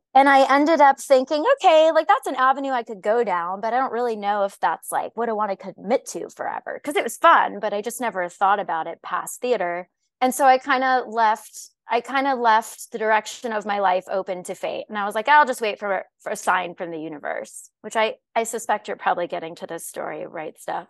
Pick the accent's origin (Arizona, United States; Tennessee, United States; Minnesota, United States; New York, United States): Arizona, United States; also born or lived in Illinois; My family moved from the state when I was four, at which point I grew up in the desert